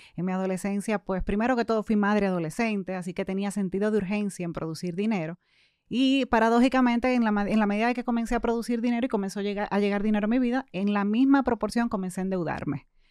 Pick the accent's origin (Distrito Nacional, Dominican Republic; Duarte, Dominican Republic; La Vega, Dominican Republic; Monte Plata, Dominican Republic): Distrito Nacional, Dominican Republic; Santo Domingo; Yo nací, crecí y actualmente resido en Santo Domingo.